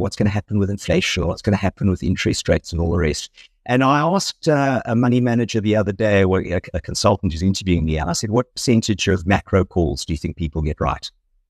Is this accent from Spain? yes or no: no; South Africa; moved away; so very much South African